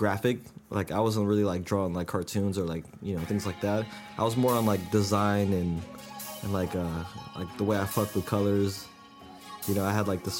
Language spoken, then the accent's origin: English; Reno, Nevada, United States; now in San Francisco, United States; Reno, Nevada, that's the hometown